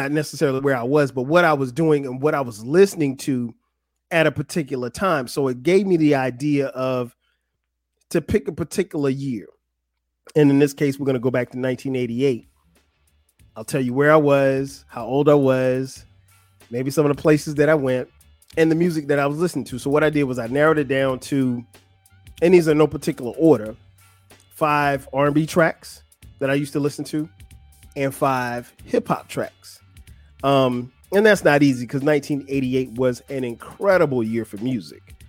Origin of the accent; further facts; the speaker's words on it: Florence, South Carolina, United States; moved away; I grew up in Florence, South Carolina. It's not a big place, but it's home.